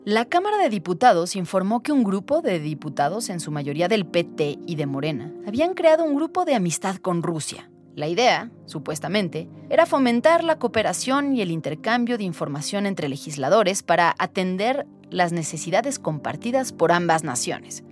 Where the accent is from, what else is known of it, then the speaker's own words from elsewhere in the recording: Mexico; somos vecinos de Estados Unidos